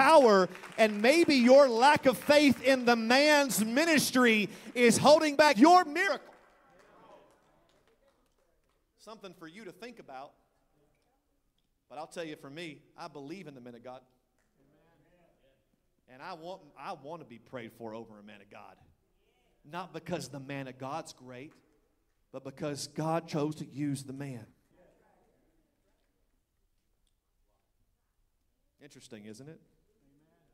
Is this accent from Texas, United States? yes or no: yes; Texas, United States; I'm from Texas